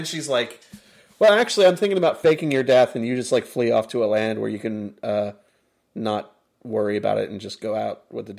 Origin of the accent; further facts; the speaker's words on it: United States; being an American